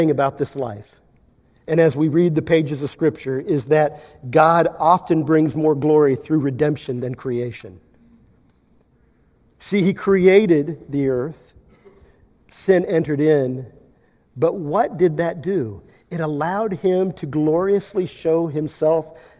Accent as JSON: {"language": "English", "region": "Kansas", "country": "United States", "said": "I'm from Kansas"}